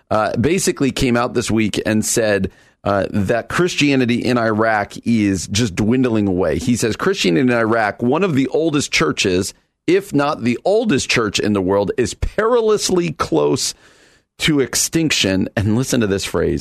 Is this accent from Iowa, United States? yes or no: no; New Jersey, United States; moved away as an adult; I come out from New Jersey